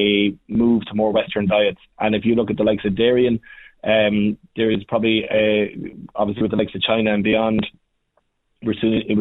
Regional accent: County Kildare, Ireland; I'm a farmer from South Kildare. Myself and my wife still have the farm, and we still actively run that with our young kids.

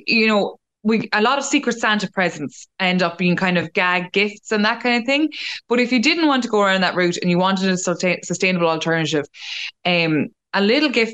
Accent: Mullingar, Westmeath, Ireland; I'm from Mullingar

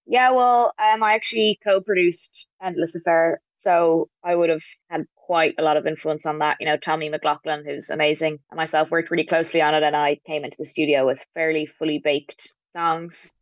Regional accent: Dublin, Leinster, Ireland; I'm from Dublin

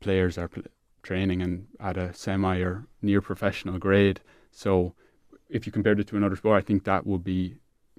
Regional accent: Clareen, Leinster, Ireland; I'm from Clarine

